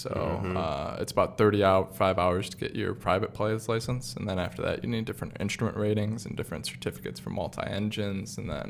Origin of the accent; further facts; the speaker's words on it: West Bloomfield, Michigan, United States; I'm from I grew up in West Bloomfield.